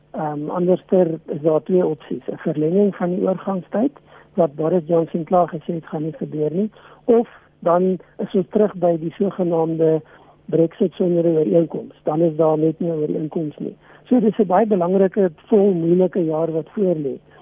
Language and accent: Afrikaans; South Africa; ons as Suid-Afrikaners